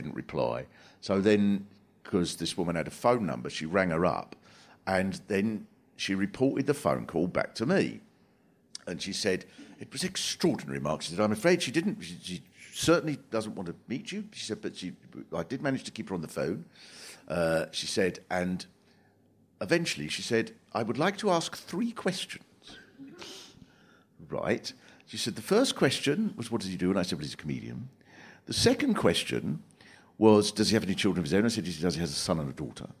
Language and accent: English; Swanley, South East England, United Kingdom; born or raised there